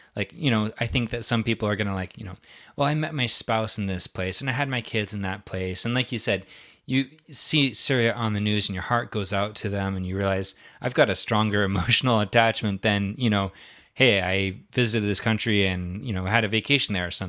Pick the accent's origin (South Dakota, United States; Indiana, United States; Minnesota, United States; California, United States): South Dakota, United States; born there; yeah, my journey started in South Dakota